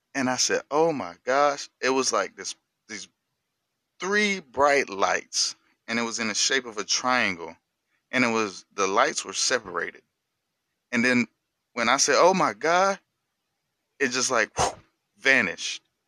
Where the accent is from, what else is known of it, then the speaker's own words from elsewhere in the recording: North Carolina, United States; I'm from North Carolina